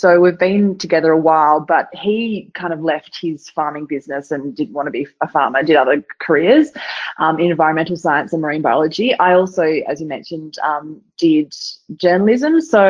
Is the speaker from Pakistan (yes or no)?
no; Perth, Western Australia, Australia; But really, I've grown up in Perth. So I've had all my school and high school and stuff in Perth.